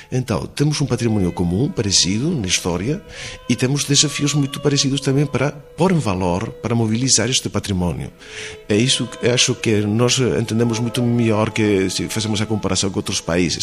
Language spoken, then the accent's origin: Portuguese; Spain; first language Spanish; Portuguese is a second language; Os espanhóis temos uma língua foneticamente muito simples.